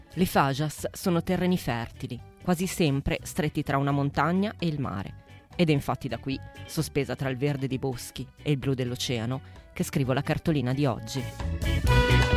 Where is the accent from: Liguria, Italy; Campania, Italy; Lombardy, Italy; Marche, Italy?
Lombardy, Italy; Paderno Dugnano; Se mi chiedete dove sono cresciuta, vi rispondo a Calderara di Paderno Dugnano, in mezzo al nulla.